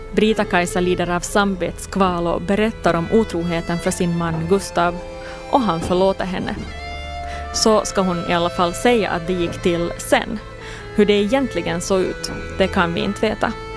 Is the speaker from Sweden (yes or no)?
no; Jakobstad, Ostrobothnia, Finland; på gården där jag växte upp, i Pirilö utanför Jakobstad